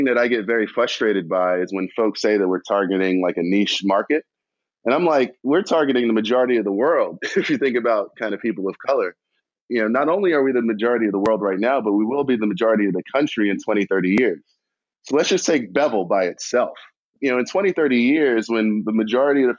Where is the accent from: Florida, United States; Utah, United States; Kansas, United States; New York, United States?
New York, United States; New York City; I'm from Queens